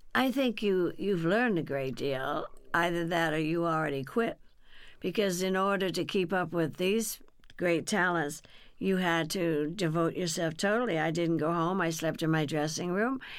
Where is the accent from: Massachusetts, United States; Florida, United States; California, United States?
California, United States; Burbank; also born or lived in Texas; in Burbank, California, where I was raised. See, we came from Texas